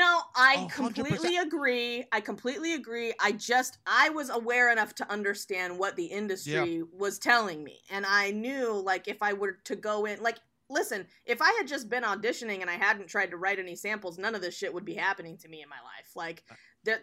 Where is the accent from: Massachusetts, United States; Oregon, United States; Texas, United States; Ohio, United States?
Oregon, United States; also born or lived in New York; now in Los Angeles, United States; I was born and raised in Oregon